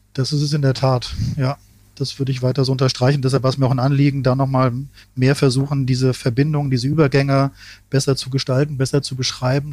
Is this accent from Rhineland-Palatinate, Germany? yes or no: yes; Ingelheim am Rhein, Rhineland-Palatinate, Germany; ich bin ja in Ingelheim am Rhein aufgewachsen, in einer mittelgroßen Stadt